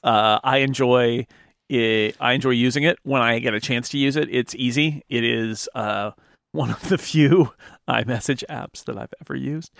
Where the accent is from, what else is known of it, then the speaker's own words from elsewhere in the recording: California, United States; also born or lived in Oakland, California / San Diego, California; I was born in Oakland, but I grew up in the, uh, foothills, which is about a hundred miles east of the Bay Area